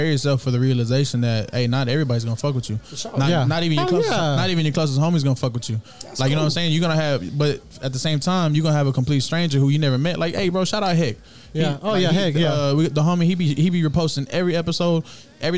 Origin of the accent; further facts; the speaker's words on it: Houston, Texas, United States; I'm from North Shore, El Dorado